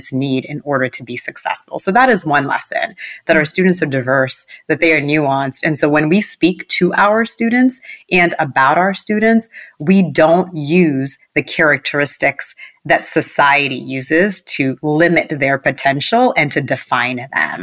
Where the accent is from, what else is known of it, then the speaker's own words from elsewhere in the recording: Boston, Massachusetts, United States; also born or lived in Port-au-Prince, Haiti; I grew up in Mattapan, Massachusetts